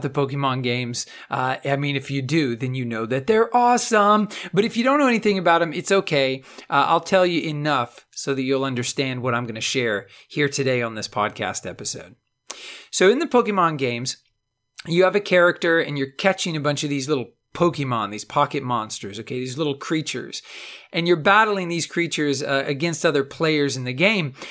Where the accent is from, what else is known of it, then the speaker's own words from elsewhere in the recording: Texas, United States; I'm from Texas